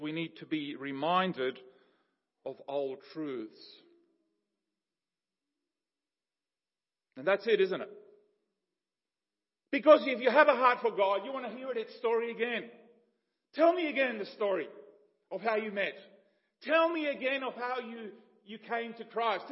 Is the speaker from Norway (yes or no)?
no; Paraguay; moved away; growing up in Paraguay and going back to my childhood and all of that, this cross-cultural upbringing between Paraguayan and Ukrainian